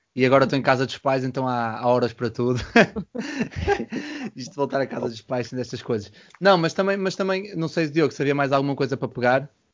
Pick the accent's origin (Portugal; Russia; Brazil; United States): Portugal; Porto, Norte; moved away; eu venho do Porto